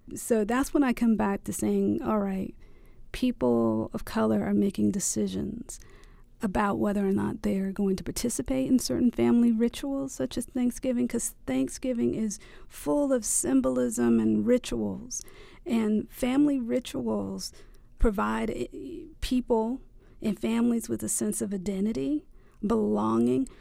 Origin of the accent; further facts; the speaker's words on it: the South, United States; I am from the South